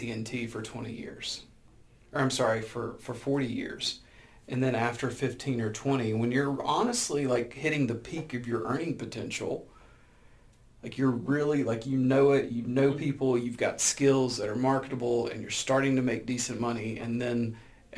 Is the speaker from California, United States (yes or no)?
no; Birmingham, Alabama, United States; I'm from Birmingham, Alabama, so like working for U.S. Steel, working for Alabama Power